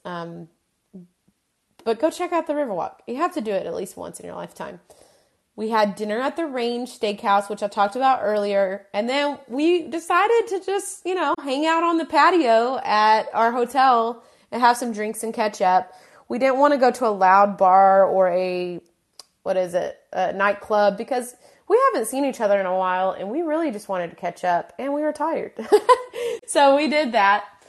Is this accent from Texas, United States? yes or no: yes; Texas, United States; we are from Texas, we've been to San Antonio so many times